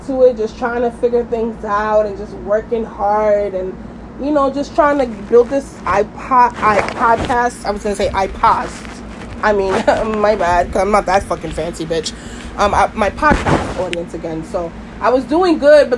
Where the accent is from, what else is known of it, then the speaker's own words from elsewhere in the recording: New York City, New York, United States; I'm from Brooklyn